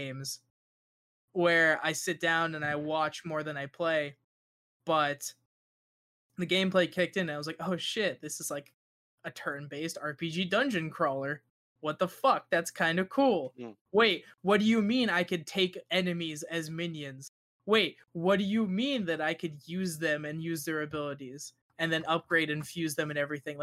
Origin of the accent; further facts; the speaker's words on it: United States; I'm American